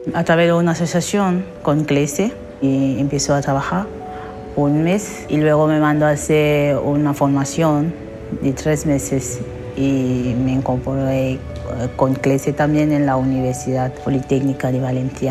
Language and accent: Spanish; Cameroon; moved away as an adult; now in Spain; Salí de Camerún porque me estaba amenazando y amenazando también a mi familia. Por eso decidí de salir de mi país.